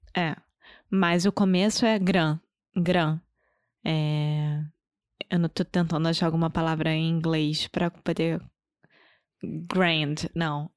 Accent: Rio de Janeiro, Brazil; accent: carioca; first language Portuguese; Eu sou brasileira, carioca do Rio de Janeiro

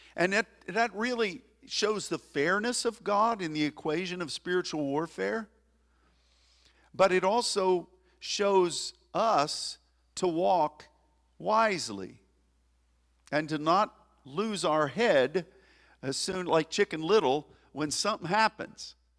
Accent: United States; as an American

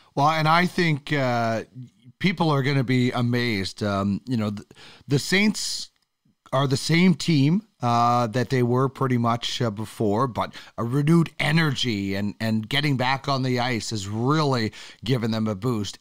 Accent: Canada; as a Canadian

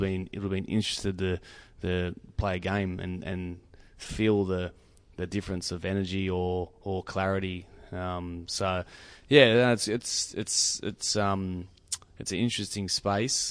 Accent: New South Wales, Australia; I grew up on Five Acres

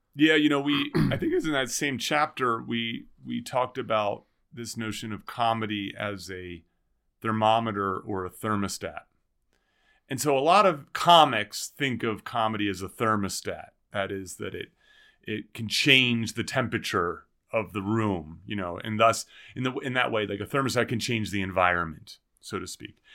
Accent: New Jersey, United States; now in Boulder, United States; We grew up in New Jersey

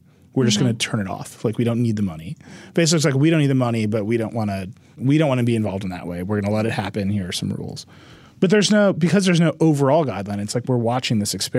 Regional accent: United States; I'm American

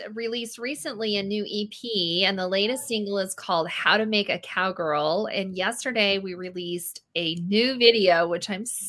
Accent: Utah, United States; moved away; So I grew up in Utah, and I grew up on a third generation family farm. And so I rode horses all of my growing up. I participated in 4-H and then later on high school rodeo.

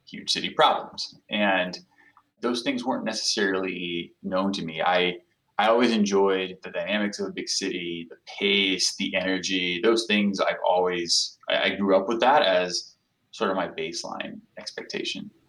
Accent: São Paulo, Brazil; I'm an analytics professional, as you know, so I, am never going to have the counterfactual to know uh, what it was like to not live there.

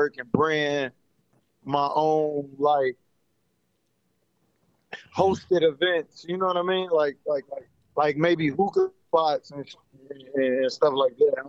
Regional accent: Cincinnati, Ohio, United States; now in Phoenix, United States; I'm from Cincinnati, Ohio.

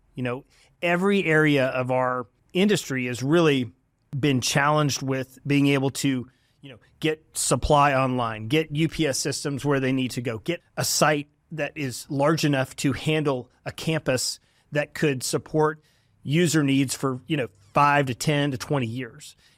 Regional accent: Dallas, Texas, United States; also born or lived in Waco, Texas; I'm from the Dallas area and grew up here

